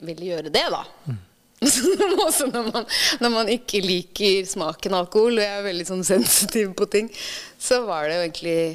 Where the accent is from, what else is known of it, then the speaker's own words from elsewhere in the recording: Ytre Enebakk, Akershus, Norway; moved away as an adult; Jeg er fra Ytre Enebakk.